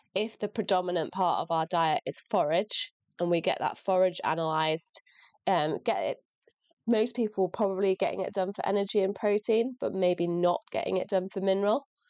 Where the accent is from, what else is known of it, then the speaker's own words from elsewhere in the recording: North Lincolnshire, Yorkshire and the Humber, United Kingdom; moved away as an adult; now in Shropshire, United Kingdom; I grew up in rural Lincolnshire, so North Lincolnshire